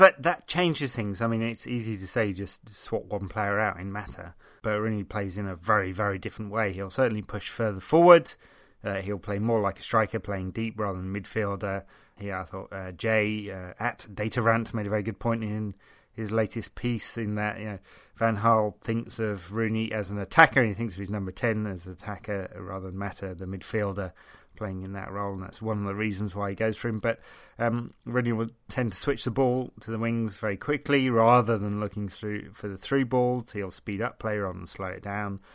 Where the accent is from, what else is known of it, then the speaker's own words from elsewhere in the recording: England, United Kingdom; being English